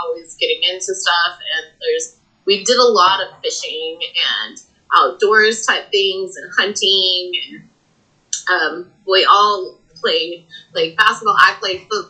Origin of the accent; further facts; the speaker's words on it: Canyon, Texas, United States; also born or lived in Amarillo, Texas; So I am from Amarillo, Texas. My family relocated here from South Texas before I was a year old, so this is really the only place that I've ever known. And I grew up here and went to school in Canyon